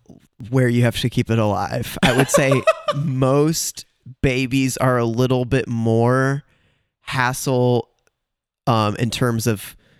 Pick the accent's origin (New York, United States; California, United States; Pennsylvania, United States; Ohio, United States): Ohio, United States; Cleveland; born there; So I was born in Cleveland, Ohio. When I was a kid, my mom was always writing songs